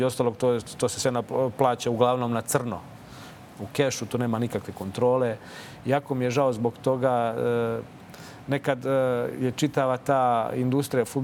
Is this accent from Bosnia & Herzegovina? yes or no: no; Čačak, Moravica District, Serbia; Naročito u tom kraju odakle ja dolazim. Ja sam rođen u Čačku